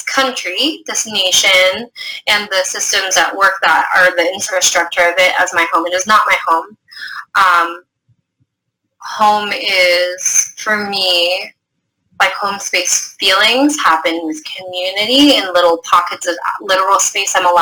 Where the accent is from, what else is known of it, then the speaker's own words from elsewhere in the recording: United States; I was born in the States